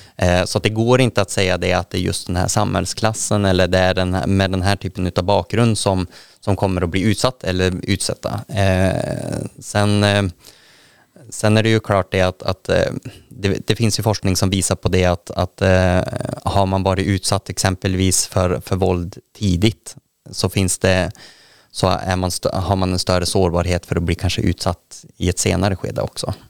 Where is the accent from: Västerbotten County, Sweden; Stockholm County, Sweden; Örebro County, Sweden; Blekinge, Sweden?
Västerbotten County, Sweden; jag är i Västerbotten. Sen är jag född i inlandet